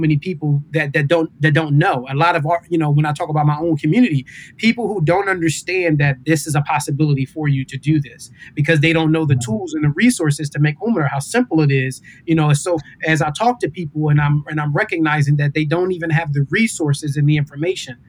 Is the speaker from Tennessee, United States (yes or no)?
no; Philadelphia, Pennsylvania, United States; growing up in Philadelphia, this was like the place kind of outside of our two Eids where the Muslims would kind of come together